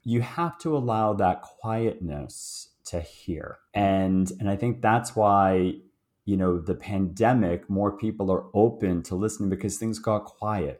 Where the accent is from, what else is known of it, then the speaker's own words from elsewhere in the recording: Boston, Massachusetts, United States; moved away as an adult; now in Toronto, Canada; I was born, uh, in Boston, so So I'm American, and although I live in, uh, Toronto, Canada right now, and grew up in Boston